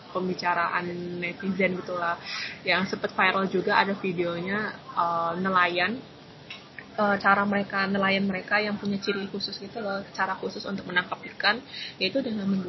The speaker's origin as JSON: {"language": "Indonesian", "town": "Changzhou", "region": "Jiangsu", "country": "China", "said": "terus habis itu saya ke Nanjing, terus saya habis itu di kota saya sendiri di Changzhou."}